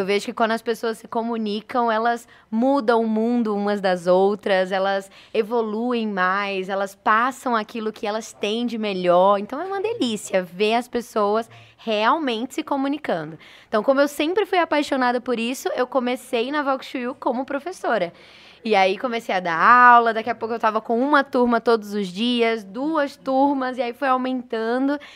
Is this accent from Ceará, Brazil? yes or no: yes; Fortaleza, Ceará, Brazil; born there; accent: Recife; also born or lived in Recife; Eu sou nordestina, então eu nasci em Fortaleza, mas o meu sotaque é de Recife, uhum. porque passei muito tempo lá.